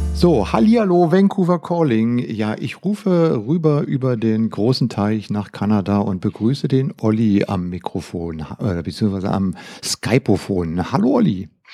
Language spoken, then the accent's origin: German; Germany; bei uns in Deutschland